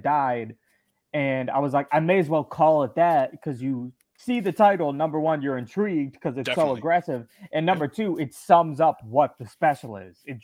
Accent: Baltimore, Maryland, United States; I'm from the suburbs of Baltimore

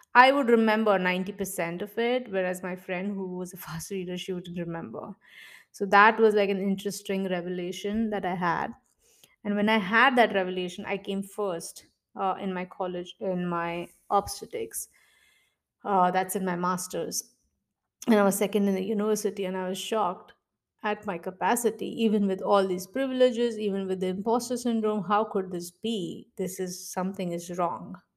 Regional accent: Mumbai, Maharashtra, India; I'm originally from India. Uh, I was born and brought up in Mumbai.

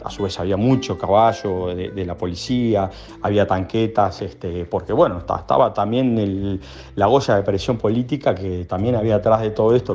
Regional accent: Montevideo, Uruguay; yo de hecho me crié Malvin

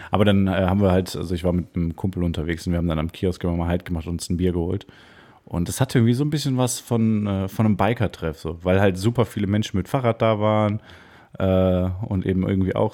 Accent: Cologne, North Rhine-Westphalia, Germany; Ich sehe als gebürtiger Kölner. Äh, ich sehe den Dom sehr selten.

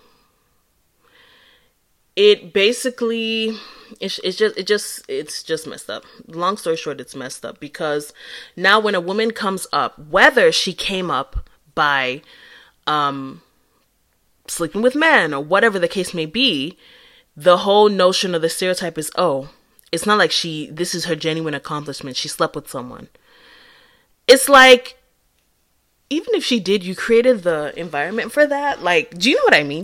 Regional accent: Akwa Ibom, Nigeria; accent: Nigerian English; moved away as an adult; now in United States; I'm from Acquire Boom. Well, my dad is, so I'm half from Acquire Boom

